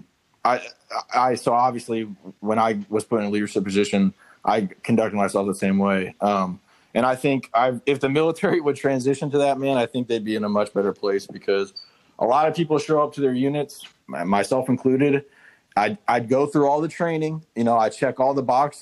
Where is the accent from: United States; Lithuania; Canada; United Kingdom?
United States; near Fayetteville, North Carolina; I'm from." I just said Fayetteville, North Carolina, just because like that's the closest freaking spot on the map